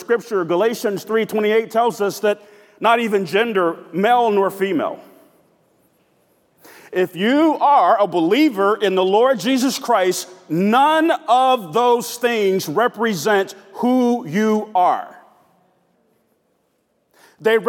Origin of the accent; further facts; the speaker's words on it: Decatur, Georgia, United States; I grew up in an urban suburb of the city of Atlanta. I grew up in South Decatur